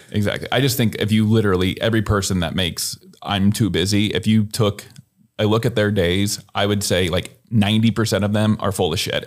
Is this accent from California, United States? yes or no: no; Columbus, Nebraska, United States; also born or lived in Lincoln, Nebraska; now in Omaha, United States; I'm from Columbus, I went to Lincoln